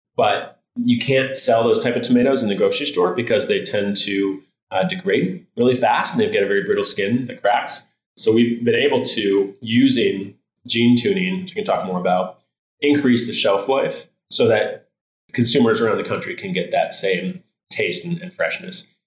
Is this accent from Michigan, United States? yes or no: yes; Michigan, United States; moved away; I'm from Michigan originally